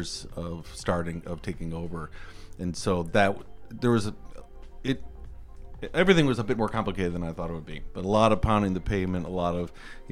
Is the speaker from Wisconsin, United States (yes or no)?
yes; Milwaukee, Wisconsin, United States; now in Minneapolis, United States; I'm from Milwaukee, Wisconsin